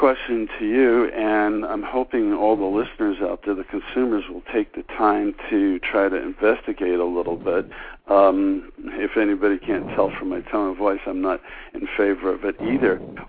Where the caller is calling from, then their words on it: Connecticut, United States; Stu, this is … from Connecticut.